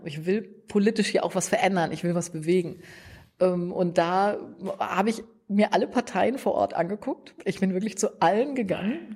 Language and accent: German; Münster, North Rhine-Westphalia, Germany; moved away; ich komme aus Münster, das ist ähm, die Fahrradhauptstadt